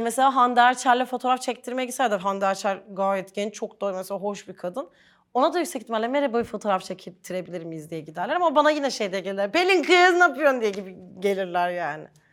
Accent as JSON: {"language": "Turkish", "region": "Ankara", "country": "Turkey", "tie": "born or raised there", "said": "toprak manzaralı bir yerde büyüdüğüm için Ankara'da"}